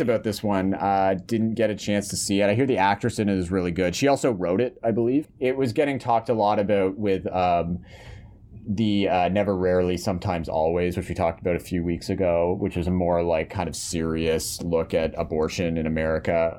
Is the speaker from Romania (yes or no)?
no; Canada; we're Canadian here